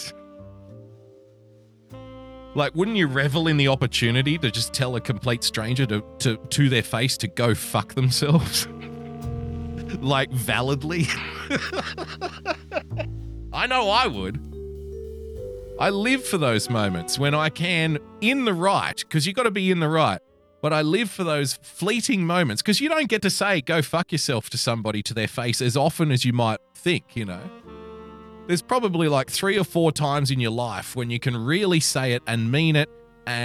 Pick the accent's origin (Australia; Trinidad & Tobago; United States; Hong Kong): Australia; New South Wales; my home state of New South Wales, the greatest state in Australia